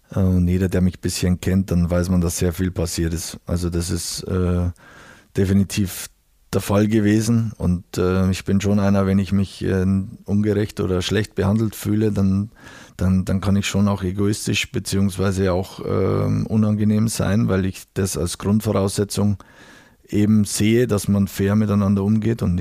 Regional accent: Bavaria, Germany; ich bin aus Bayern und aus der Region und äh, kenne den Club natürlich schon, schon aus meiner Kindheit

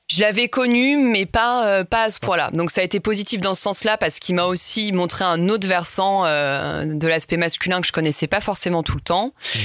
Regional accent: Lyon, Auvergne-Rhône-Alpes, France; j'ai 29 ans, je suis lyonnaise

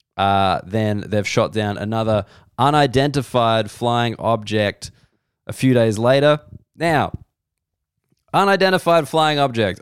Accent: Australia; I'm an Australian person.

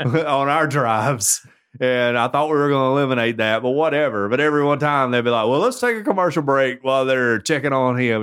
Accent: Tuscaloosa, Alabama, United States; I'm from Tuscaloosa

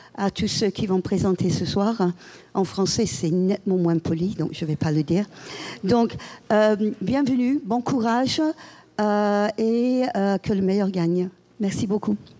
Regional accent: England, United Kingdom; French is a second language; now in Paris, France; chez moi, en Angleterre

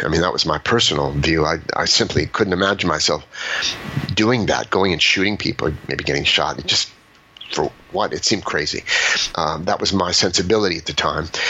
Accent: Los Angeles, California, United States; I grew up in Los Angeles

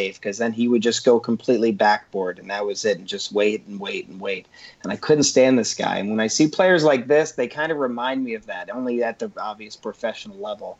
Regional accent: right outside of Philadelphia, Delaware, United States; I grew up on the East Coast, right in Delaware, right outside of Philadelphia.

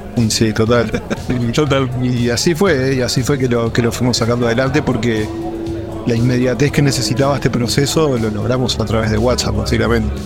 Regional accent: Uruguay; also born or lived in Dubai; now in Hamburg, Germany; yo de Uruguay

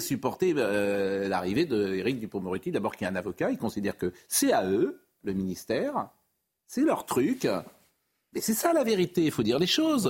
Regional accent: Nantes, Pays de la Loire, France; J'ai grandi à Nantes

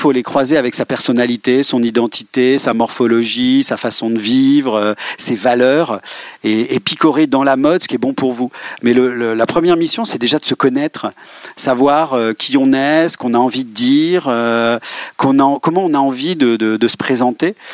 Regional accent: Rennes, Brittany, France; Oui, je suis né à Rennes.

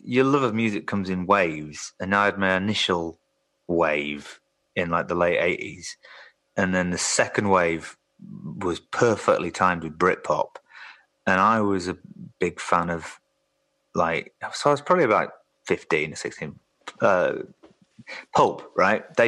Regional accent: Yorkshire and the Humber, United Kingdom; growing up in West Yorkshire

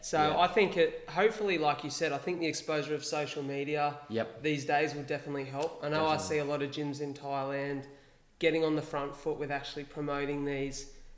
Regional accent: Wollongong, New South Wales, Australia; my hometown of Wollongong.

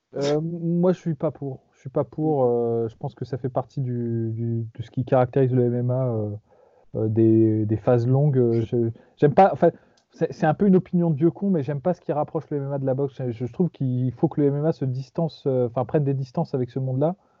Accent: France; on est putain de français.

